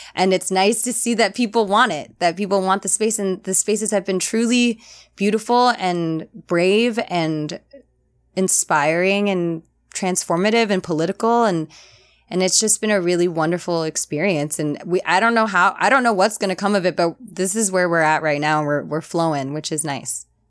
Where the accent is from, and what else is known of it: New Orleans, Louisiana, United States; moved away as an adult; also born or lived in New Haven